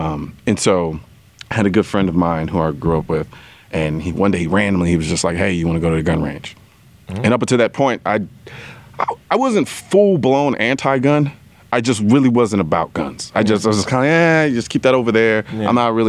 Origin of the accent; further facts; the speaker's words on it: Houston, Texas, United States; I'm Houston, Texas.